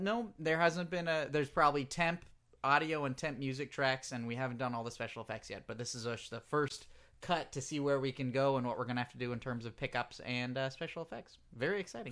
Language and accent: English; England, United Kingdom; accent: English; my English accent